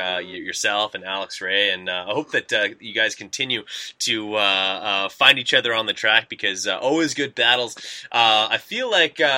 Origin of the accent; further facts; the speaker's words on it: Canada; we're from Canada.